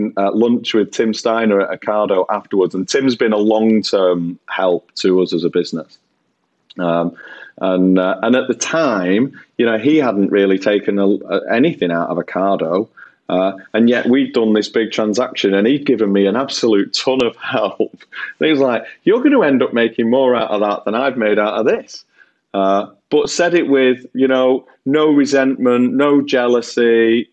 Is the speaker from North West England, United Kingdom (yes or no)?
yes; Bolton, North West England, United Kingdom; I'm a lad from Bolton that flogs washing machines and fridges and tellies and stuff.